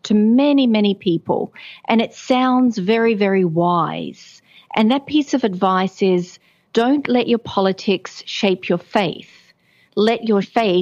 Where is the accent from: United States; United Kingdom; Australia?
Australia; rural New South Wales; I was born in a small town, rural New South Wales